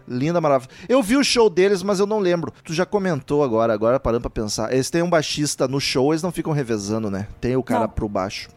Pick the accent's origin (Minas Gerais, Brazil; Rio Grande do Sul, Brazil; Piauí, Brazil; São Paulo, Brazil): Rio Grande do Sul, Brazil; Eu sou gaúcho